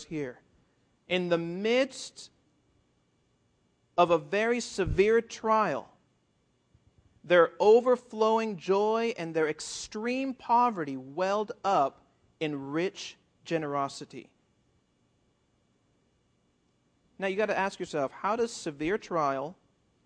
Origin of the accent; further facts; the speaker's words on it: South Florida, United States; also born or lived in Puerto Rico; now in California, United States; I grew up in South Florida, and I lived for a year in Puerto Rico